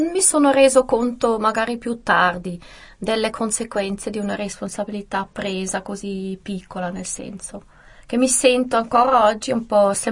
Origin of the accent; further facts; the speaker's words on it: St. Gallen, Switzerland; born there; a San Gallo e sono la prima